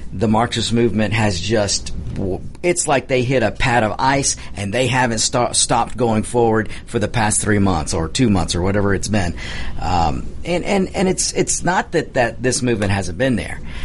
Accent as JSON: {"language": "English", "country": "United States", "said": "we're Americans"}